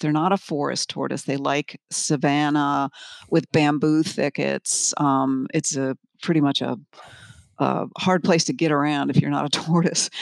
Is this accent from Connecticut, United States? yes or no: yes; Milford, Connecticut, United States; moved away; also born or lived in Florida; I grew up in Connecticut, of all places, kind of in the suburbs, um, near Milford